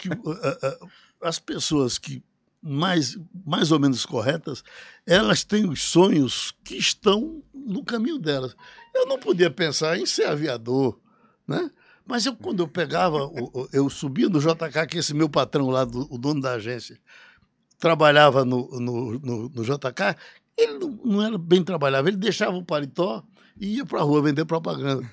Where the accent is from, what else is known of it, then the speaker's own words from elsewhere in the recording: Recife, Pernambuco, Brazil; also born or lived in Pesqueira, Pernambuco / Juazeiro do Norte / Caririaçu, Ceará (birthplace); Eu vim saber que não tinha nascido em Pesqueira quando fugi para Recife e cheguei aqui com nove anos